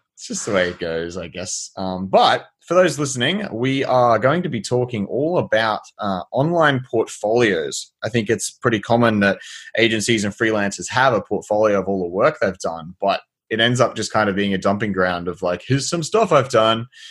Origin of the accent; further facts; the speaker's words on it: Australia; as an Australian